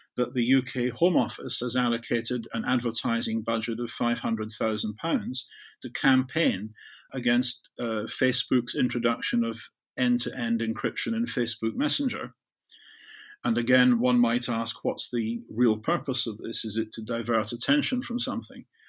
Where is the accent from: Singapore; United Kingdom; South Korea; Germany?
United Kingdom; the west of Scotland; I grew up in Zurich in the west of Scotland, where I could see a U S Polaris submarine base a couple of miles away out of my bedroom window.